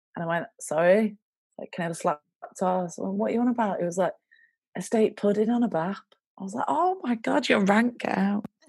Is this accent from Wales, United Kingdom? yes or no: no; Baxenden, North West England, United Kingdom; I'm from um, a village called Baxenden, which is near Accrington. It's like 18 miles north of Manchester.